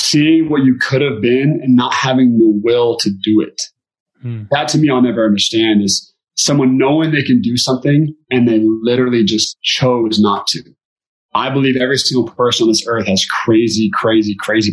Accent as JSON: {"language": "English", "town": "Beaverton", "region": "Oregon", "country": "United States", "said": "I'm from Beaverton, Oregon"}